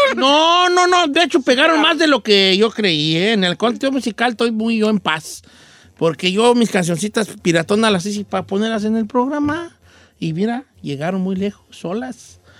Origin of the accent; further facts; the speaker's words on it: Mexico; now in United States; en México, en mi rancho